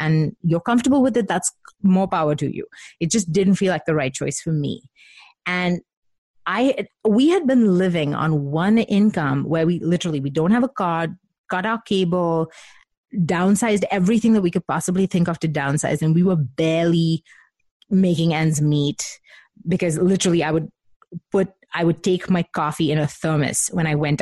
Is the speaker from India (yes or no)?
yes; Mumbai, Maharashtra, India; I grew up in Mumbai with Indian parents